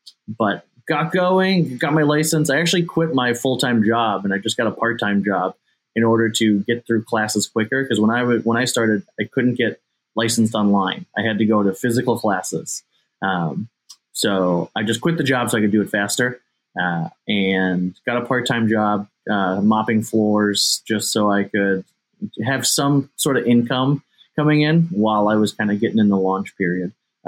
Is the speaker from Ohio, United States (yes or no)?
yes; Ohio, United States; I'm in my hometown.